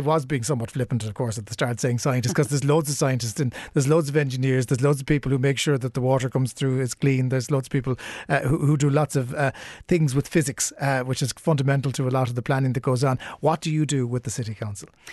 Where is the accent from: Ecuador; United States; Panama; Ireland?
Ireland; Cork, Munster; I grew up in Ballintemple